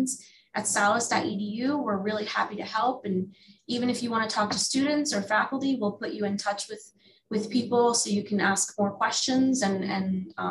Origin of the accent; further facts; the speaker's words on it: New Jersey, United States; moved away as an adult; also born or lived in Philadelphia area; now in Philadelphia, United States; I'm originally from New Jersey, and I moved to the Philadelphia area for my undergrad, and I've been here ever since